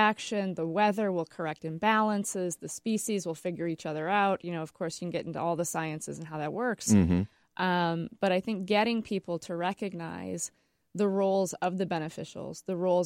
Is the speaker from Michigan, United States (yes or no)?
yes; West Michigan, United States; also born or lived in Flint, Michigan; now in Grand Rapids, United States; I grew up in the West Michigan Great Lakes area